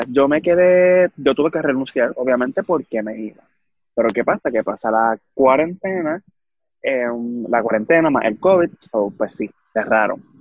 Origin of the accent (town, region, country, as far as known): Manatí, Puerto Rico